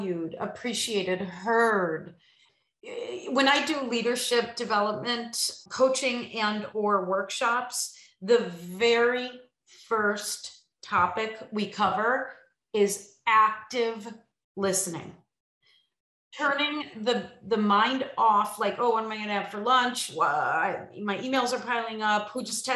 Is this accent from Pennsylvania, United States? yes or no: no; Illinois, United States; I'm from Illinois